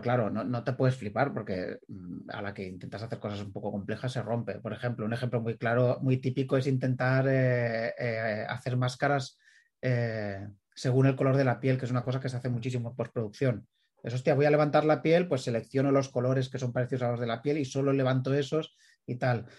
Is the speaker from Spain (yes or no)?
yes; Premià de Mar, Catalonia, Spain; aquí de mi pueblo, de Premier de Mar